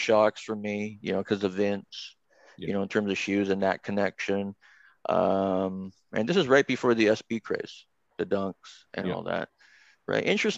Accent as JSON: {"language": "English", "town": "Toronto", "region": "Ontario", "country": "Canada", "tie": "born or raised there", "said": "my parents decide that they're going to move me from downtown to Scarborough"}